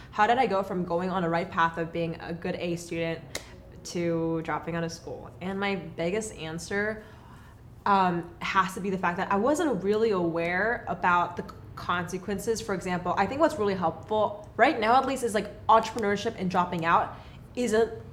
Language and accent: English; Los Angeles, California, United States; born there; also born or lived in Texas; now in Portland, United States; Well, I was born in Los Angeles.